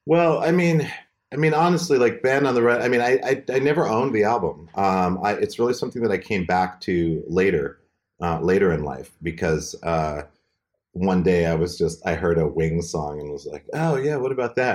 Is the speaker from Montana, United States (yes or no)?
yes; Montana, United States; moved away; my hometown, Montana